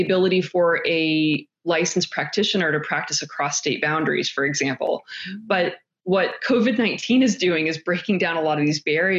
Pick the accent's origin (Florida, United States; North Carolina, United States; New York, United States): North Carolina, United States; North Carolina.